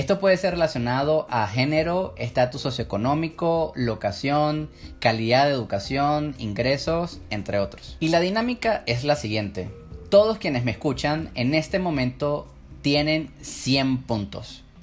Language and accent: Spanish; Venezuela; Yo nací y crecí en Venezuela, si buscan en Google noticias sobre mi país, verán que Venezuela no ha estado en la mejor situación sociopolítica desde hace muchos años.